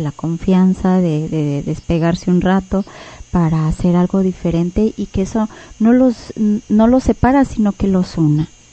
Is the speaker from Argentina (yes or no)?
no; Mexico; como cultura mexicana